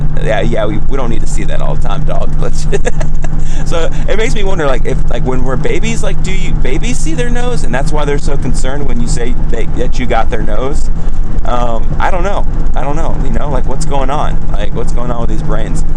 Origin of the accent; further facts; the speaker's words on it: the South, United States; accent: southern; my southern accent comes a little bit thicker than other times